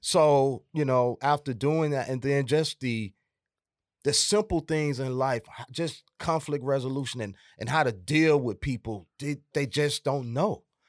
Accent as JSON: {"language": "English", "town": "Atlanta", "region": "Georgia", "country": "United States", "also_born_or_lived": "South Fulton, Georgia", "said": "I'm originally from Atlanta, Georgia"}